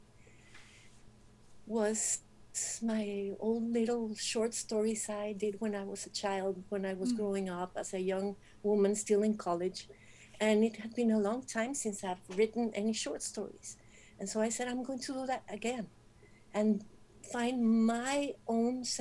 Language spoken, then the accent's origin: English; Monterrey, Nuevo León, Mexico; I am from Monterrey